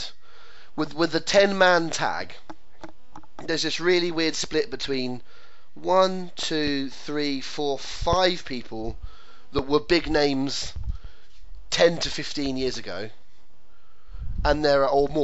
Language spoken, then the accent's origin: English; England, United Kingdom; an Englishman with Scottish roots